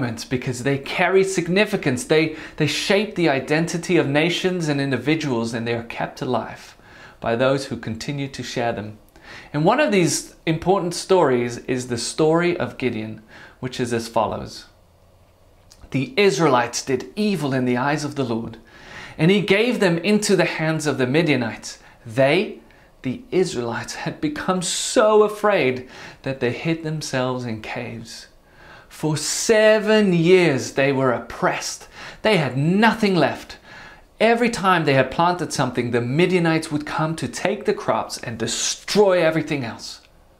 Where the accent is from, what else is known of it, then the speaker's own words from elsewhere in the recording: Netherlands; I was born in the Netherlands and grew up there